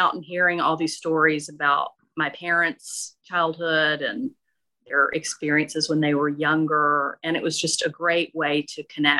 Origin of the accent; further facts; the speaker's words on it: Okolona, Mississippi, United States; Yeah, so I grew up in Northeast Mississippi in a tiny town called Okolona near Tupelo, and there was not a whole lot to do, but everybody gathered and told stories all the time.